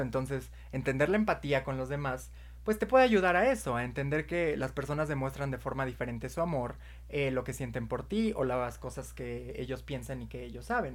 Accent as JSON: {"language": "Spanish", "country": "Mexico", "said": "nosotros somos de México"}